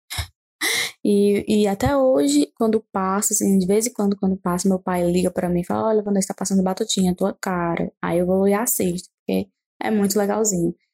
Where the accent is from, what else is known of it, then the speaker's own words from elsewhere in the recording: Fortaleza, Ceará, Brazil; eu sou de Fortaleza, Ceará.